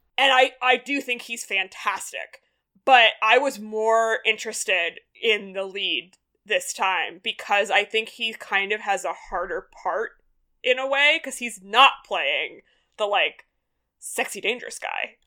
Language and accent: English; United States; as an American viewer